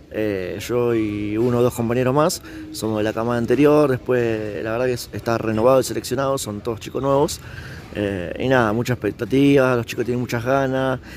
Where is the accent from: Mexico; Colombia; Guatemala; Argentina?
Argentina; Roldán, Santa Fe; Soy de la ciudad de Roldán.